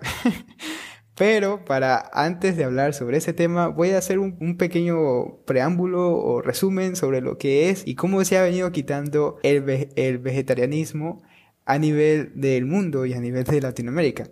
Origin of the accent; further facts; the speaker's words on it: Ecuador; en Ecuador, que es de donde yo vengo